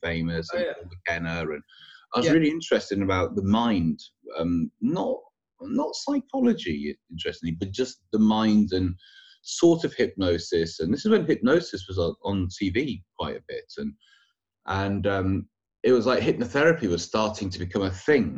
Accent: York, Yorkshire and the Humber, United Kingdom; moved away as an adult; also born or lived in Manchester; now in London, United Kingdom; I'm originally from York, and I moved to Manchester when I was 18 to go to university

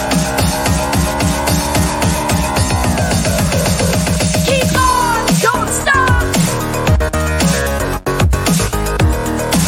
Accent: Bedfordshire, East of England, United Kingdom; now in Chard, United Kingdom; I grew up in Bedfordshire, which in the UK, growing up, that was one of the most multicultural parts of the UK.

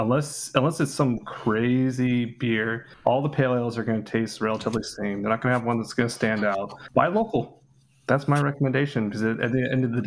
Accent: Washington, United States; I'm from Washington.

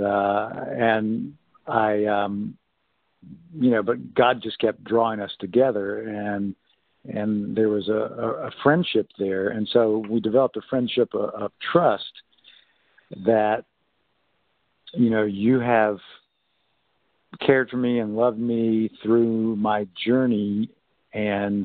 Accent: North Carolina, United States; I was raised in North Carolina

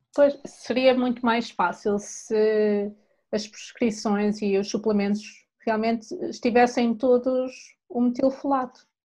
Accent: Portugal; sendo portuguesa, em minha casa, a proteína sempre foi o, o aspecto principal do prato

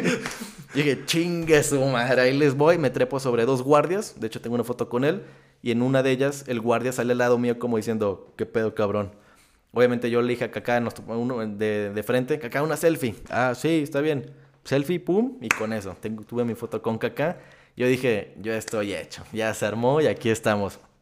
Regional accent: Torreón, Coahuila, Mexico; soy de Torreón, soy lagunero, paisa

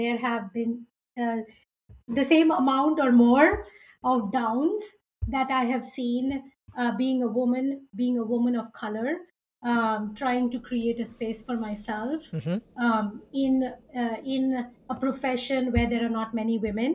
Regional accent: India; I was born and brought up in India

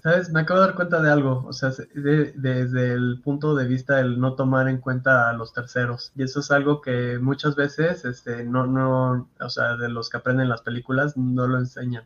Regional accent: Mexico

